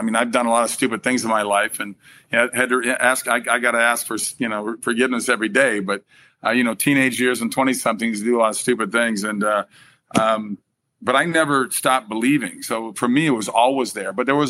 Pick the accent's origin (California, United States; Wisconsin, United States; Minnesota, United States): Minnesota, United States; moved away; Then I go to my home state of Minnesota to film another movie for a month.